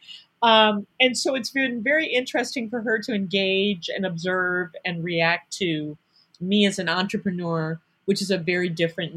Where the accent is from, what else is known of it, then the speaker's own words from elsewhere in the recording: Cleveland, Ohio, United States; moved away as an adult; also born or lived in New York City; I grew up in Cleveland